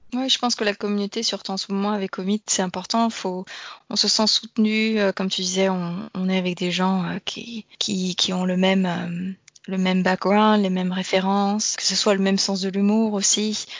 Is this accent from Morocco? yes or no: no; France; also born or lived in Denmark / England; now in Australia; je suis française